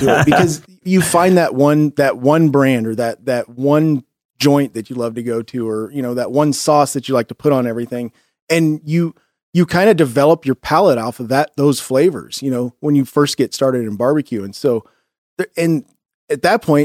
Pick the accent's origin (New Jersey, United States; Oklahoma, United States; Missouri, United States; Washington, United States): Missouri, United States; Kansas City; growing up in Kansas City